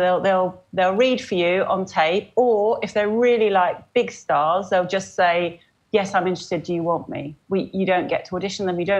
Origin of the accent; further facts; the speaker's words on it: Oxford, South East England, United Kingdom; now in Cambridge, United Kingdom; I grew up in Oxford